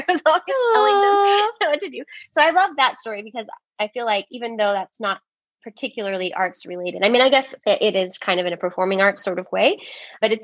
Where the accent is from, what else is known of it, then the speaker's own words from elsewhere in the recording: Richmond, Texas, United States; I was born and raised here in the Richmond area. And love my hometown so much